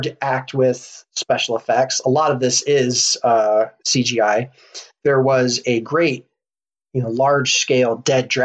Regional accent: United States; I'm an American.

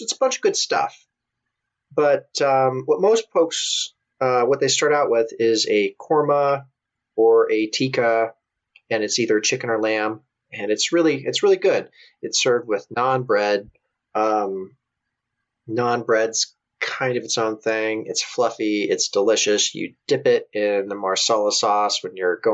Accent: American Midwest, United States; moved away as an adult; also born or lived in Kansas; now in United Kingdom; I'm from the American Midwest and you don't necessarily get Indian curry there

